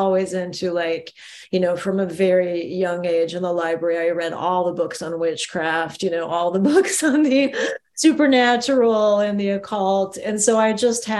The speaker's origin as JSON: {"language": "English", "region": "Ohio", "country": "United States", "tie": "born or raised there", "moved": "yes", "lives_now": "Los Angeles, United States", "said": "I grew up in Ohio. So I grew up in the Midwest"}